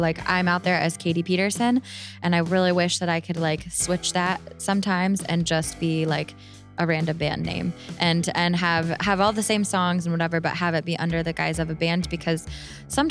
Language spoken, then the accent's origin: English; Ann Arbor, Michigan, United States; moved away as an adult; also born or lived in Indiana; I'm from Ann Arbor, Michigan.